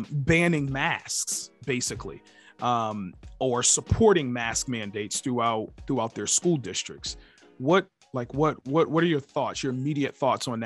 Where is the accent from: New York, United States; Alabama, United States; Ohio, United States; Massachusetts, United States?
Massachusetts, United States; Amherst; My hometown